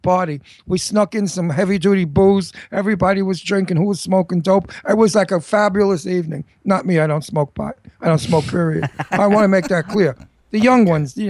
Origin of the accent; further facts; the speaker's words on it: New York, United States; I'm a New Yorker, so I know it backwards. Like my father said, I know every attic and every cellar in New York. That's my hometown.